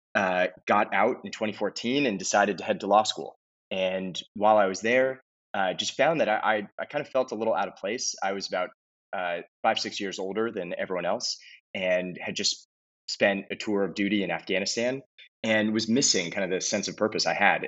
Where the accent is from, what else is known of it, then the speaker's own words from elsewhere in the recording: Los Angeles, California, United States; moved away as an adult; I grew up in Los Angeles, California.